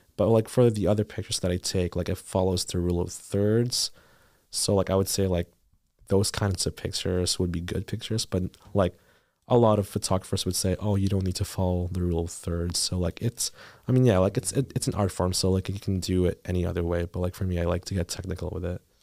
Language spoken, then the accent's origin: English; Philippines; now in Thunder Bay, Canada; I moved from the Philippines